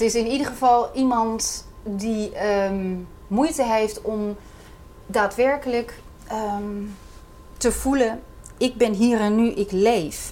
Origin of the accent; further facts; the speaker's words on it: Netherlands; als Hollandse vrouw